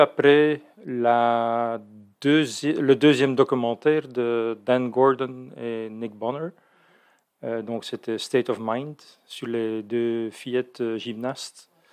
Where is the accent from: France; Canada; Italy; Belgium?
Belgium; now in Netherlands; je suis belge